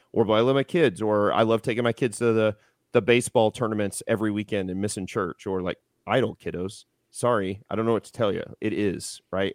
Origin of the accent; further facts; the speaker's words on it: Houston, Texas, United States; now in Missouri, United States; I was born in Houston